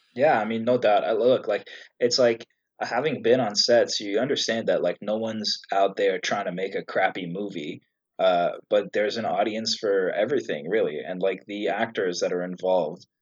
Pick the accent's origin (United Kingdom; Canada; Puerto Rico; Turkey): Canada; also born or lived in Egypt; I was born in Egypt. Uh, the whole family is Egyptian, and I moved to Canada when I was two years old. So I really consider myself more Canadian than Egyptian